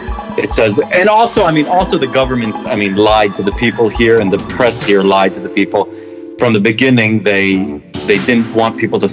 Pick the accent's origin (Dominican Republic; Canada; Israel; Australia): Israel; moved away as an adult; also born or lived in Columbus, Ohio, United States; now in Amsterdam, Netherlands; I was born in 75 in Ohio, and then my parents moved to Israel in 83, basically. And then I was there for how long? For like 20 years?